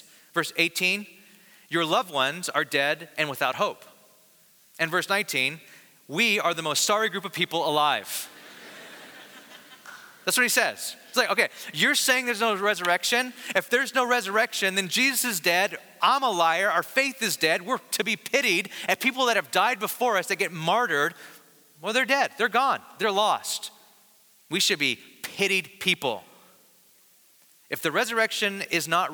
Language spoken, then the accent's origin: English; Bakersfield, California, United States; I'm from the Valley of California in Bakersfield, and so we had really, really hot summers